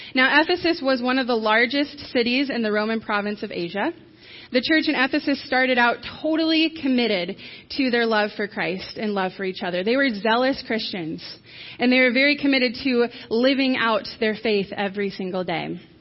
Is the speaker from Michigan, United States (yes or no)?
yes; Michigan, United States; now in New Knoxville, United States; I grew up in Michigan.